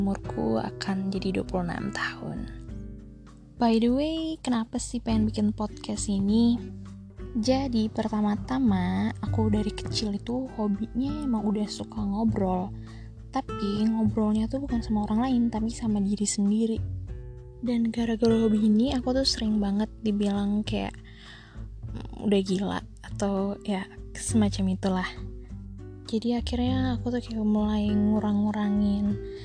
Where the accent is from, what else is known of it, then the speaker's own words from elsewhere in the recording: Ambon, Maluku, Indonesia; aku tinggal di Ambon dan aku asli orang Ambon